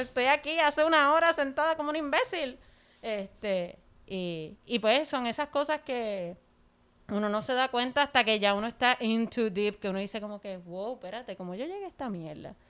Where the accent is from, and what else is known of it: Puerto Rico